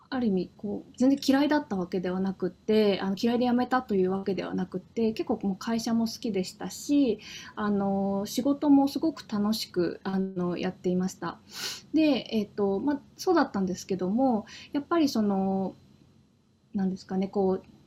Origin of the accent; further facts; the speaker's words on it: Hokkaido, Japan; moved away as an adult; also born or lived in Tokyo; 私はあの北海道出身でしてあの高校まで北海道で過ごしてたんですけども